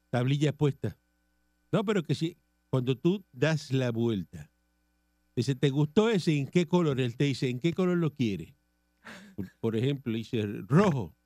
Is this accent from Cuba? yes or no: yes; Cuba; moved away as an adult; now in Puerto Rico; yo soy cubano